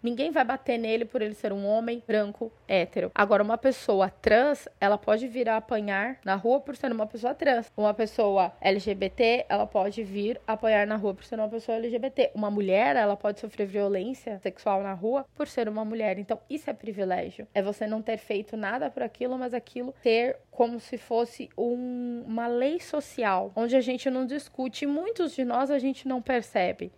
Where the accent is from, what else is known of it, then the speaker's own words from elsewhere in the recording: São Paulo, Brazil; moved away as an adult; now in Mato Grosso, Brazil; eu sou de São Paulo, morei a minha vida inteira na cidade de São Paulo